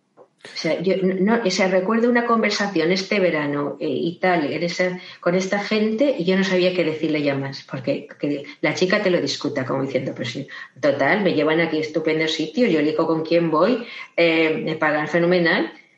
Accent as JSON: {"language": "Spanish", "town": "Valencia", "region": "Valencian Community", "country": "Spain", "said": "soy de Valencia"}